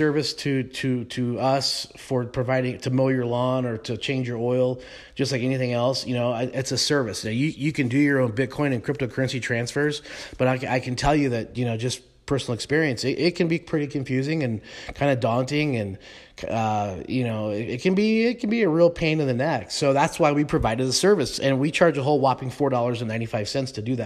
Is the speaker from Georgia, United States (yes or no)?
no; Colorado, United States; I was a kid growing up in Colorado